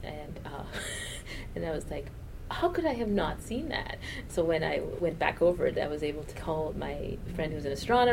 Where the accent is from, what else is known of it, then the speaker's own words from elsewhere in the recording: Toronto, Ontario, Canada; moved away; also born or lived in Jamaica; I grew up in Toronto where the team is the Argos